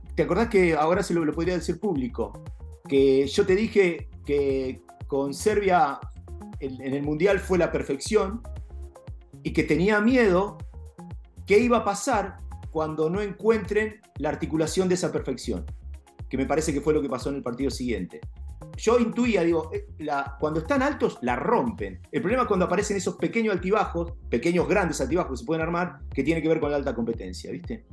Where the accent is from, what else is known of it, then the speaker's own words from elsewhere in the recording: Junín, Buenos Aires Province, Argentina; yo soy nacido en Junín